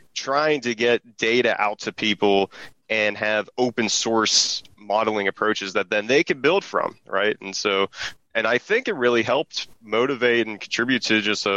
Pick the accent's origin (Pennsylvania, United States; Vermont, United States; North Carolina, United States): Pennsylvania, United States; Pittsburgh; I'm from Pittsburgh, so I was always a sports fan growing up